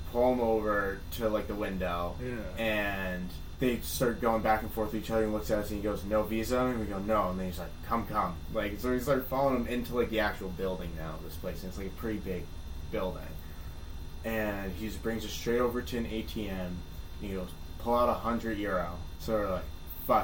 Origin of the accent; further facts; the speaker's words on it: United States; we're American